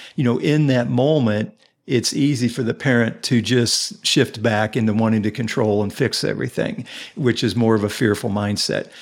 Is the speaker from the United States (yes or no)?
yes; Indianapolis, Indiana, United States; also born or lived in Carmel, Indiana; I am originally from, I grew up here in Indianapolis